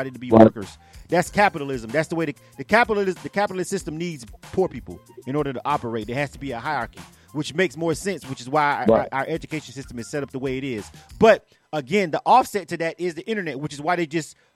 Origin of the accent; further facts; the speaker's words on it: Florida, United States; I'm from Florida